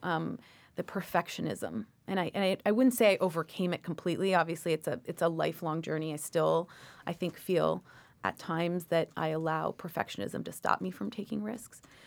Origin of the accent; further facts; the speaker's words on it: Toronto, Ontario, Canada; moved away as an adult; also born or lived in Washington, D.C.; now in United States; childhood in Toronto was great.